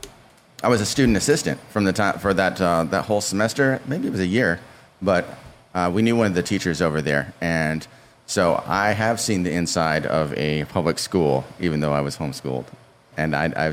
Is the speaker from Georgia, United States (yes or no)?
no; Dallas, Texas, United States; also born or lived in Garland, Texas; I moved to Oak Cliff actually in 1980, then moved to Garland for a year, then came back. So from like 1980 through 1997, I was raised in Oak Cliff.